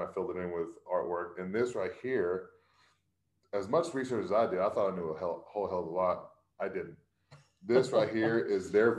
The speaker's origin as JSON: {"language": "English", "area": "Corsicana", "region": "Texas", "country": "United States", "tie": "born or raised there", "also_born_or_lived": "San Antonio, Texas / Austin, Texas", "said": "I grew up in Corson County, Texas, a small town, country town, 50 miles south of Dallas."}